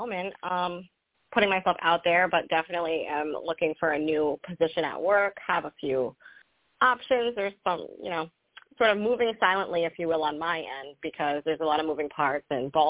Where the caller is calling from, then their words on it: Rhode Island, United States; I'm calling from Rhode Island.